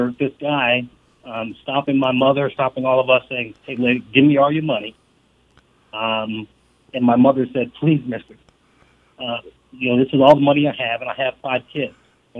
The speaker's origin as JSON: {"language": "English", "town": "New York City", "region": "New York", "country": "United States", "tie": "born or raised there", "also_born_or_lived": "Fort Campbell, Kentucky / Boulder, Colorado", "moved": "yes", "said": "I started my life out in Harlem as you go into elementary school"}